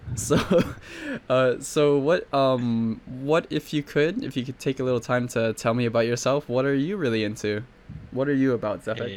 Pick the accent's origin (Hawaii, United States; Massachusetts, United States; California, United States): Hawaii, United States; I'm from Hawaii, actually, so I'm, like, right in the middle oh. of the oh. Pacific Ocean.